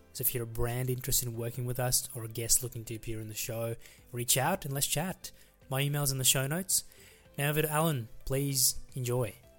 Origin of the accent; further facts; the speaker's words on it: Melbourne, Victoria, Australia; I grew up in Melbourne as well, so I grew up not far from Box Hill